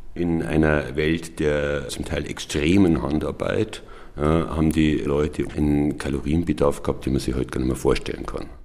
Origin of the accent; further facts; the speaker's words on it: Bavaria, Germany; als Bayer